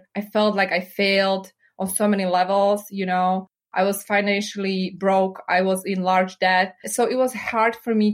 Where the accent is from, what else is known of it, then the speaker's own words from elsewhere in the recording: Slovakia; English is a second language; moved away as an adult; also born or lived in Chicago, United States / New York, United States; now in United States; I was born and raised in Slovakia